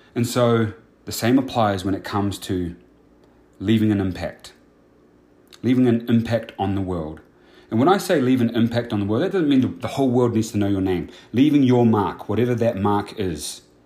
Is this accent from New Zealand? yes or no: yes; New Zealand; now in United States; I was born and raised in New Zealand.